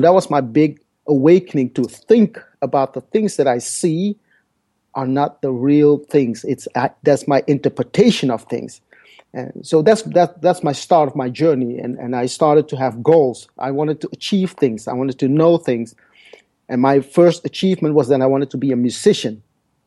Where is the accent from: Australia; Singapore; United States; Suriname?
Suriname; Paramaribo, Paramaribo District; first language Dutch; English is a second language; now in Netherlands; my story started in South America 51 years ago. I was born in Paramaribo, Suriname